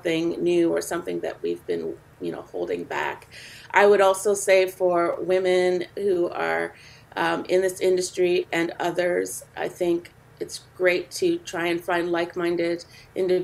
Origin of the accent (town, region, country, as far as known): Canada; born or raised there